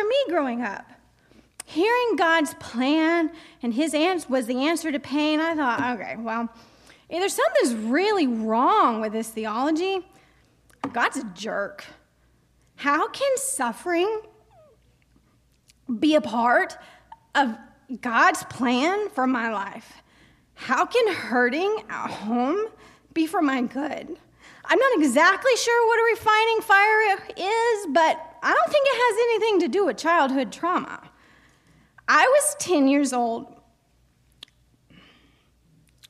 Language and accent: English; United States; also born or lived in Tennessee / Georgia; I grew up in the Southern Baptist belt of Georgia and Tennessee.